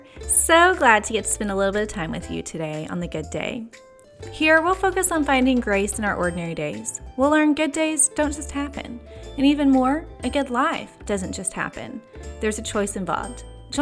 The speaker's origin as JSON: {"language": "English", "region": "Texas", "country": "United States", "moved": "as an adult", "lives_now": "Oklahoma, United States", "said": "I'm originally from Texas, but I've been here 6 years now, so calling Oklahoma home"}